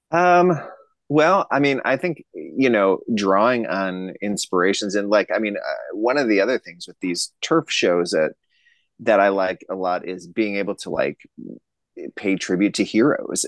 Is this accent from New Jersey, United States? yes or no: no; Racine, Wisconsin, United States; also born or lived in Arizona; now in St. Paul, United States; I'm from Racine, Wisconsin, just a little south of Milwaukee